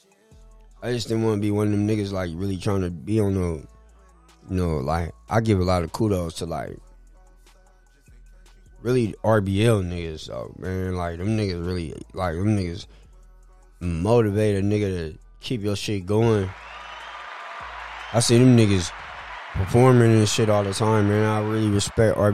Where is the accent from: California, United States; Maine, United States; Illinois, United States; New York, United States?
California, United States; San Francisco; I'm from Hunters Point